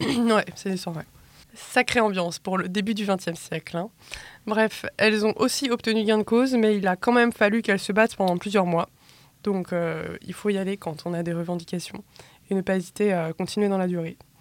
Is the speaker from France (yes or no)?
yes; Brittany, France; moi, je suis bretonne.